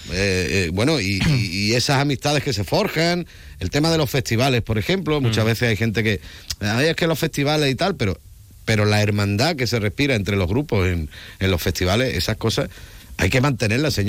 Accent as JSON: {"language": "Spanish", "town": "Cádiz", "region": "Andalusia", "country": "Spain", "said": "Bueno, y soy de Cádiz, Cádiz, como digo yo, allí tenéis ejemplos espectaculares, bueno, en la provincia y cerquita también, ¿no?"}